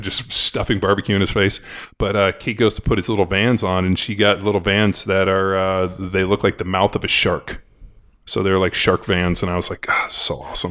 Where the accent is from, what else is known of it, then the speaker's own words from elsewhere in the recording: California, United States; Growing up in California